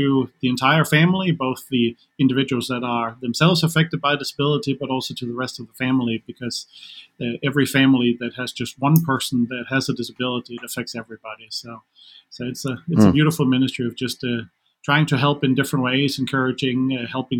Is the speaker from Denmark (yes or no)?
yes; Denmark; English is a second language; moved away as an adult; now in United States; I am from Denmark originally, so in case any of the listeners are wondering about my accent, that's where it's coming from